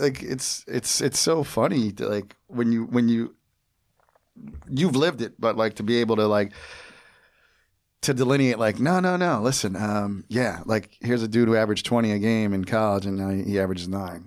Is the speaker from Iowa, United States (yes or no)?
no; New Jersey, United States; I grew up in New Jersey and I live there now again